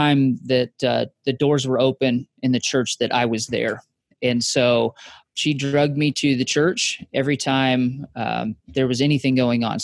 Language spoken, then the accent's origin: English; Wyoming, United States; moved away as an adult; also born or lived in Kansas; I grew up in Wyoming